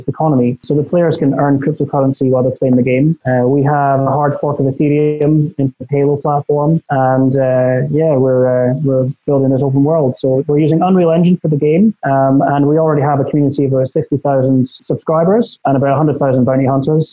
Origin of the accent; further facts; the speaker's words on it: Scotland, United Kingdom; also born or lived in Malta; I'm from Scotland.